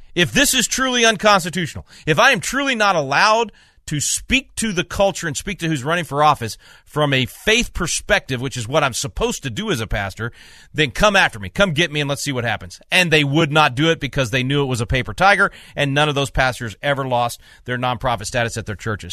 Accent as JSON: {"language": "English", "town": "Little Rock", "region": "Arkansas", "country": "United States", "moved": "yes", "said": "I'm originally from Little Rock"}